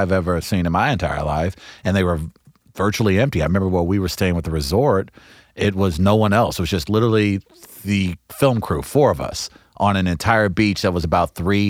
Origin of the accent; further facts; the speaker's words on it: United States; I'm an American.